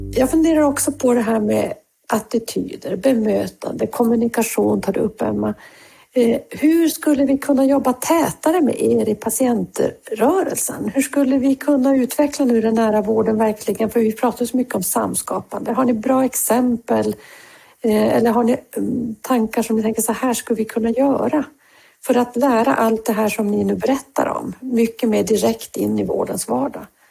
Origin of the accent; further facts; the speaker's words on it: Norrbotten County, Sweden; jag kommer ju från eh, Norrbotten